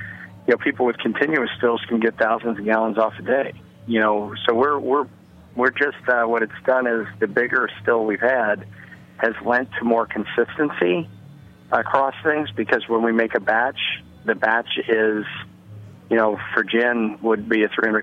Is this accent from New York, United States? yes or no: no; New Orleans, Louisiana, United States; now in Roscoe, NY, United States; We're from New Orleans originally